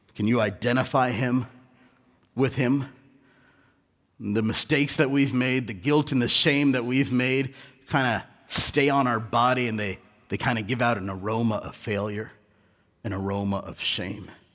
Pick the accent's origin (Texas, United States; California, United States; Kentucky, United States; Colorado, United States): California, United States; Southern; also born or lived in India; I was born in India, but I was raised in Southern California